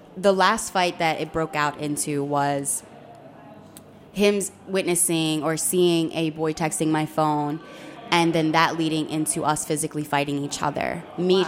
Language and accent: English; Philadelphia, Pennsylvania, United States; I was raised in North Philly